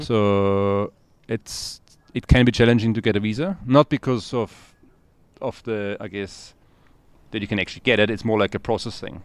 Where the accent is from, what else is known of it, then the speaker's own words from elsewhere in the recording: Austria; moved away as an adult; now in Cape Town, South Africa; I'm originally from Austria.